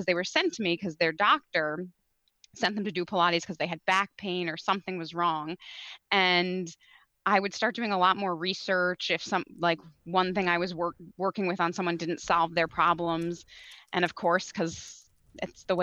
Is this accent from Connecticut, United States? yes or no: yes; Connecticut, United States; I grew up, born and raised in Connecticut.